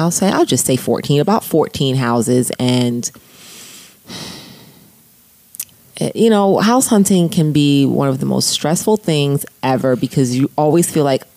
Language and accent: English; New Jersey, United States; I've been here my whole life